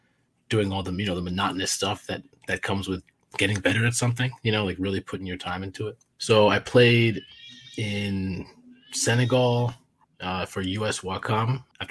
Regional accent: New Jersey, United States; New Jersey, mostly. Some parts of which were spent living abroad, playing soccer, youth soccer, you know, so I'd be gone for, I don't know, 6 to 8 months at a time.

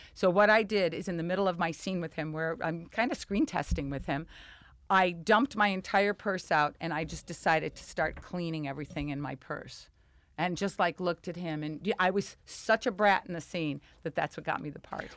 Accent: Chicago, Illinois, United States; accent: Chicago; moved away; growing up in Chicago with the dancing school and the beauty shop

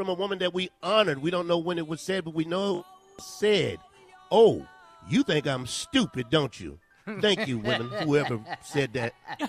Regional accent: South Carolina, United States; I hate I'm from South Carolina. I really do.

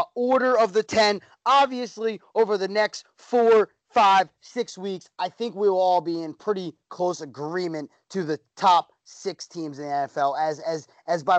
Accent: Philadelphia, Pennsylvania, United States; my hometown, my Philadelphia Eagles

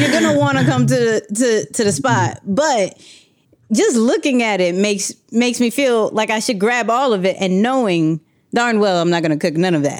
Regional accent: New York, United States; I'm a New Yorker

